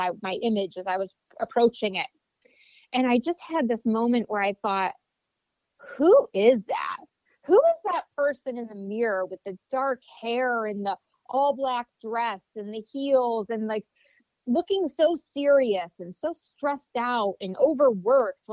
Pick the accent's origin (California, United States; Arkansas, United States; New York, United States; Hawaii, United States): New York, United States; Vestal; I grew up in a small town in upstate New York, Vestal, New York, right outside of Binghamton